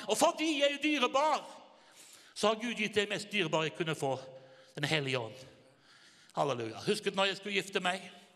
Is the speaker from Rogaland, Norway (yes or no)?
yes; Haugesund, Rogaland, Norway; jeg kommer fra Haugesund